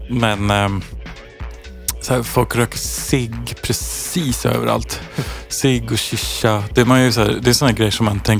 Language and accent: Swedish; Sweden; Vädret var alltså så här som svensk liksom slutet på april, maj